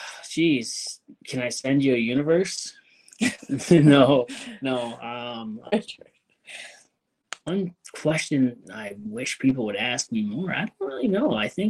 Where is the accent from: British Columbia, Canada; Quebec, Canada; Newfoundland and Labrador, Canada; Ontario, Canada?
Ontario, Canada; Hamilton; also born or lived in Sault Ste. Marie, Ontario; I was born in Hamilton, Ontario. Yes. And then when I was like 4 or 5, yada yada yada, whatever it was, we moved to the Sioux.